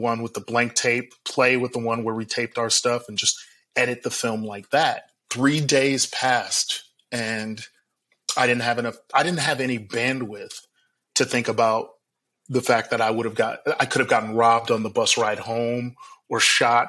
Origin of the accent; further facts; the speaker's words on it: Milwaukee, Wisconsin, United States; I grew up in Milwaukee, Wisconsin